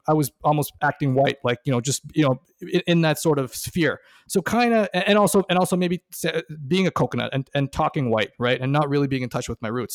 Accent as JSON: {"language": "English", "town": "Toronto", "region": "Ontario", "country": "Canada", "tie": "born or raised there", "said": "me growing up in Toronto in the nineties"}